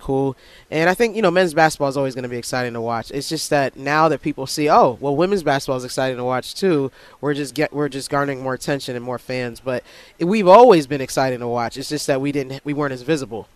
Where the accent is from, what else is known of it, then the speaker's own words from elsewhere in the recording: Herndon, Virginia, United States; I grew up in Northern Virginia.